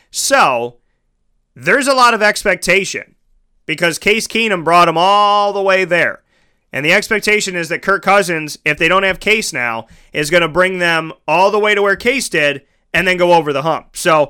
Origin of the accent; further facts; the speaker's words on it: Central New York, United States; So I'm born and raised in Central New York.